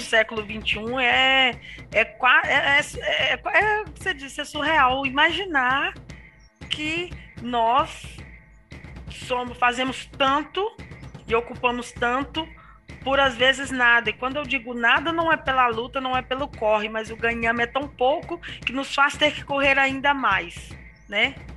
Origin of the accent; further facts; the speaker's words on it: Tabira, Pernambuco, Brazil; moved away as an adult; also born or lived in Vale do Aço, Minas Gerais; sou natural de Tabira, 35 anos